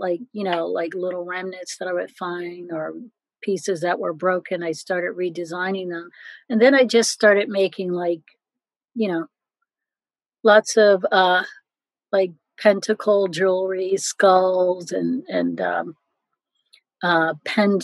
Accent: Philadelphia, Pennsylvania, United States; also born or lived in New York; I grew up in Philadelphia

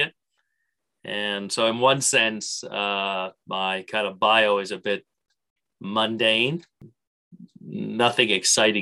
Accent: Canada; an Irish Canadian

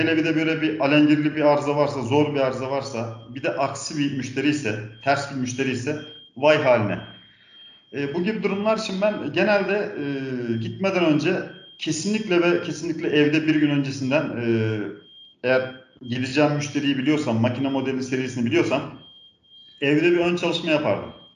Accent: Balıkesir, Turkey; also born or lived in Antalya; now in Ankara, Turkey; 1978 Balıksır doğumluyum.

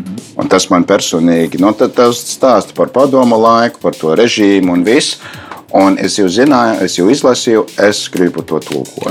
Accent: United States; Latvian is a second language; moved away as an adult; also born or lived in Baltic states; now in Latvia; es esmu amerikānis pēc tautības, yeah. uh, dzīvoju diezgan ilgi Baltijas valstīs, bet uh, tā skolas gadi uh, bija pagājuši tur Eh, Amerika.

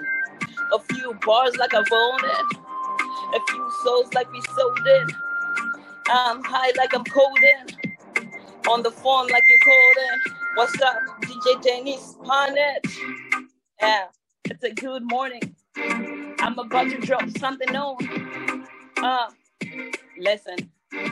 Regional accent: Malawi; moved away; I'm originally from Malawi, Southeast of Africa

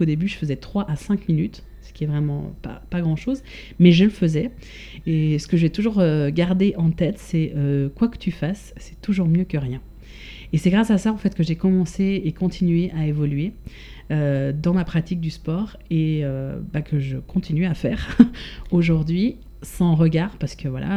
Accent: Switzerland; moved away as an adult; now in France; j'ai quitté la Suisse il y a quand même maintenant pas mal, pas mal d'années, 17 ans oui.

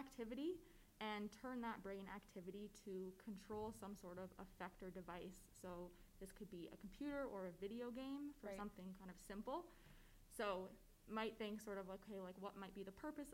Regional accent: Calgary, Alberta, Canada; So I am born and raised in Calgary. I've lived here my whole life

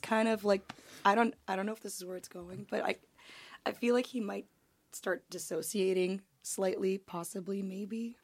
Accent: Canada; moved away as an adult; now in Nashville, United States; I am Canadian, and I moved to Nashville five years ago.

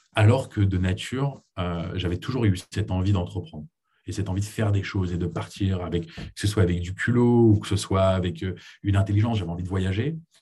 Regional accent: Paris, Île-de-France, France; moved away as an adult; also born or lived in United States / Israel / Boston / New York; je suis né aux États-Unis, ensuite on a déménagé avec ma famille à Paris, c'est là où j'ai grandi.

